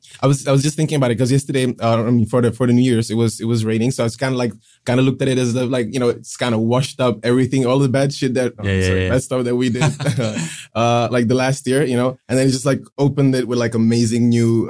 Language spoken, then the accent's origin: English; Pilsen, Plzeň Region, Czechia; Yeah, I was born in Pilsen, which is about 1 hour away from Prague. I lived there ever since I can remember. It's in the heart of Europe.